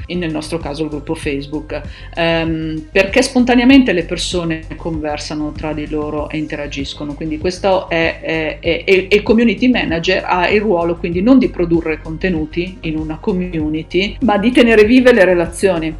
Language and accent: Italian; Milan, Lombardy, Italy; sono di Milano